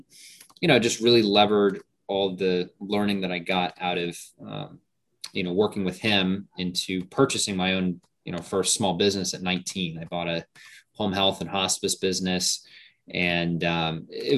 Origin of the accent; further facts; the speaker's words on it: Hawaii, United States; moved away as an adult; now in Puerto Rico; I grew up in Hawaii. My dad was military, so I was born there. We moved, and then we ended up, you know, moving back. So I spent the majority of my years out there in Hawaii.